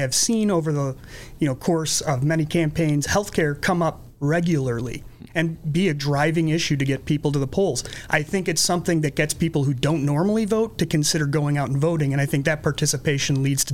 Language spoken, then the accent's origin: English; New Lenox, Illinois, United States; also born or lived in Springfield, Illinois; I was raised in New Lenox, Illinois, not far from Joliet, just on the border